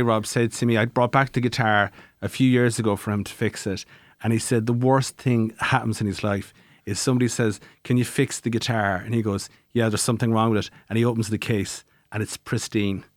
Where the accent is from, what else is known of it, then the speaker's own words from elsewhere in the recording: Tralee, Munster, Ireland; I'm from Tralee and Kerry